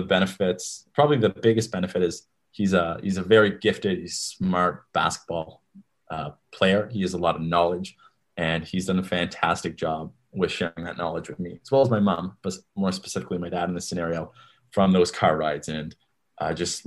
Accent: Port Williams, Nova Scotia, Canada; Port Williams, or more specifically Planner Square, which is the subdivision that we grew up

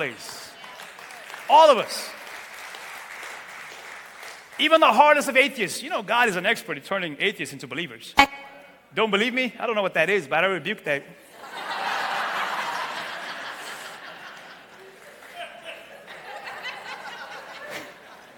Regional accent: Santiago, Cape Verde; moved away; I was born in Cape Verde, west coast of Africa, in a little tiny island named Santiago

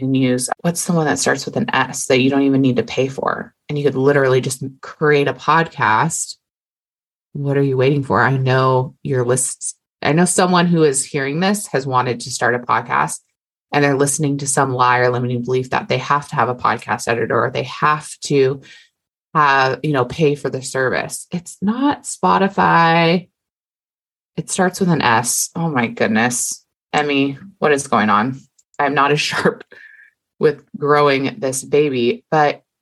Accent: Hawaii, United States; I'm Hawaiian.

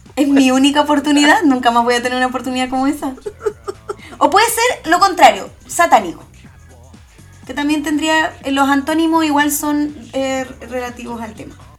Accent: Chile; now in Germany; soy de Chile.

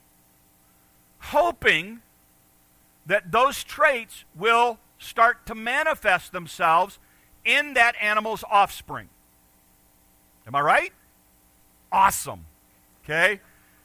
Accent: United States; moved away; also born or lived in Detroit, Michigan / Chicago, Illinois; I grew up in Detroit and Chicago

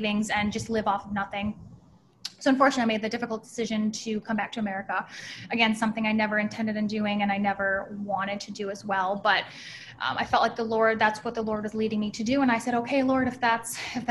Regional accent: Wisconsin, United States; also born or lived in Sydney, Australia; now in Orlando, United States; I'm from Wisconsin originally

